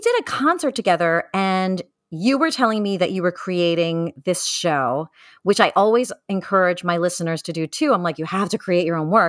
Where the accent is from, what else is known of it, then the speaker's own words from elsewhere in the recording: New York City, New York, United States; I grew up in Brooklyn